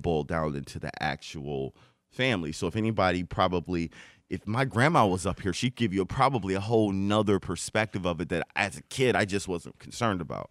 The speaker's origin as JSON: {"language": "English", "town": "Detroit", "region": "Michigan", "country": "United States", "tie": "born or raised there", "also_born_or_lived": "Westland, Michigan", "said": "I grew up in Detroit. I was in Detroit, uh, for, until I was in, um, middle school"}